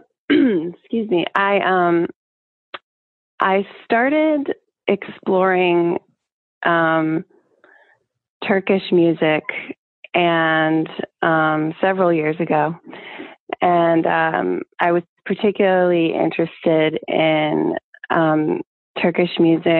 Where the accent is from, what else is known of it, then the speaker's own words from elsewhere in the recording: Roanoke, Virginia, United States; also born or lived in Richmond, Virginia; I grew up in Roanoke, Virginia